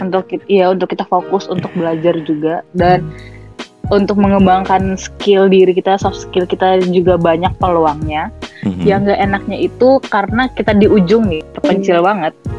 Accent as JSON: {"language": "Indonesian", "country": "Indonesia", "also_born_or_lived": "Malaysia", "moved": "as an adult"}